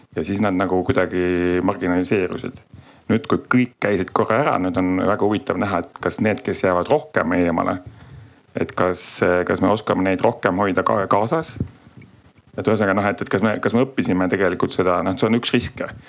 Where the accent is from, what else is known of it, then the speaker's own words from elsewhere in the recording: Tartu, Tartu County, Estonia; ma õnneks olen ise Tartust